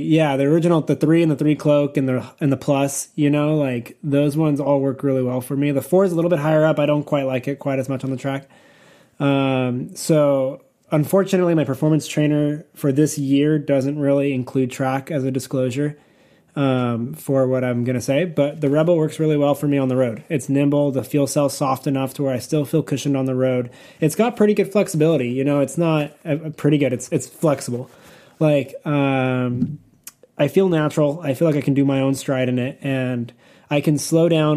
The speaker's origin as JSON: {"language": "English", "region": "California", "country": "United States", "said": "I'm from California"}